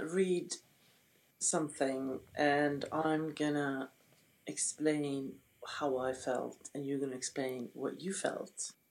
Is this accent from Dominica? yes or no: no; Sweden; Yes, I am from the Sweden. And I went back to Sweden, which I did every summer.